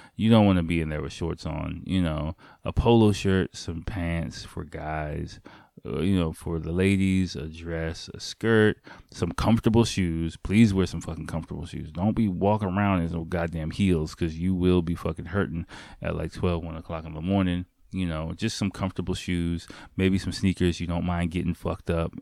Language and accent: English; United States; me as an American